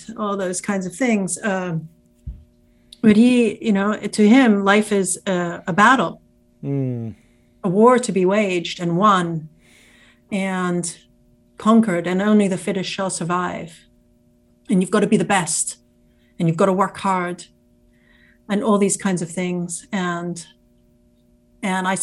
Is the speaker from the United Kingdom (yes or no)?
yes; England, United Kingdom; now in United States; I grew up in England. I'm an American citizen. I grew up in England